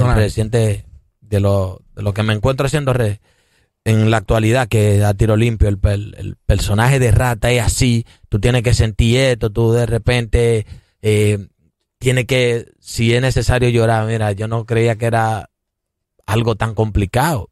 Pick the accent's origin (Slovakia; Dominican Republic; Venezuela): Dominican Republic; San Pedro de Macorís; now in Santo Domingo, Dominican Republic; yo soy de San Pedro de Macorís y vine para la capital